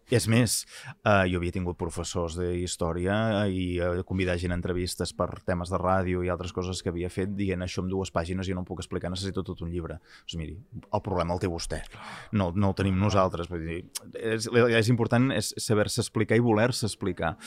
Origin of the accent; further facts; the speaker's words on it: Catalonia, Spain; som catalans